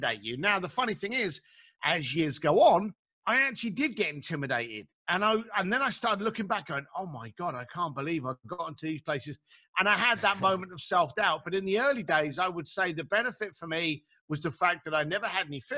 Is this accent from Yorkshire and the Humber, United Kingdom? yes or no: no; London, United Kingdom; I grew up in East London